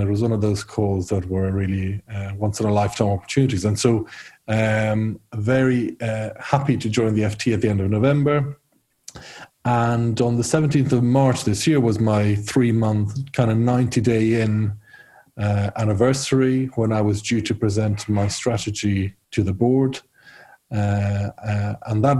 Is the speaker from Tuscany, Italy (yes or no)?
no; Rome, Lazio, Italy; moved away as an adult; also born or lived in Ireland / United Kingdom; I'm half Irish, half Italian. And so I grew up in Rome